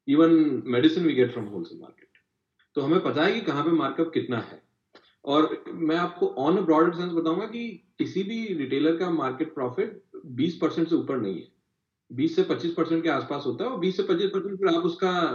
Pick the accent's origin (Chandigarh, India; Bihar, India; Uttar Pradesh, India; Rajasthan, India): Rajasthan, India; Kota; मैं कोटा से आता हूँ तो मेरे यहाँ पे आपको इंजीनियरिंग की सारी बुक्स मिल जाएंगी